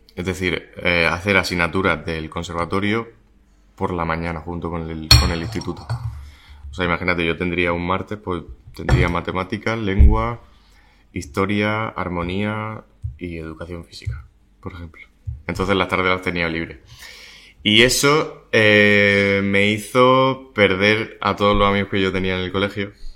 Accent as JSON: {"language": "Spanish", "town": "Murcia", "region": "Region of Murcia", "country": "Spain", "tie": "born or raised there", "said": "mi tierra, ¿no? De donde he estado siempre"}